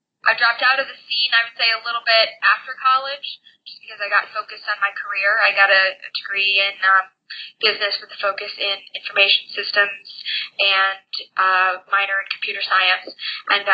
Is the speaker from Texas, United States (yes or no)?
no; Lakewood, Ohio, United States; I was born in Lakewood, Ohio. It's a fairly densely populated city bordering Cleveland on the west. And born into a small house with a lot of people in it, four generations. And so I had an interesting childhood growing up